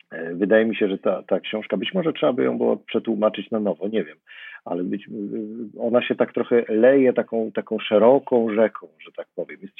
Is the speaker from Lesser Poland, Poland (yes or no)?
yes; Zakopane, Lesser Poland, Poland; I ponieważ wychowywałem się w pewnym sensie w Zakopanem, spędzałem tam bardzo dużo czasu